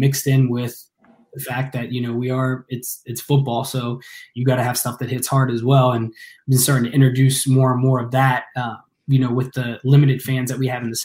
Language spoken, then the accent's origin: English; Ross, Ohio, United States; I grew up out in the country, you know, out in Ross, Ohio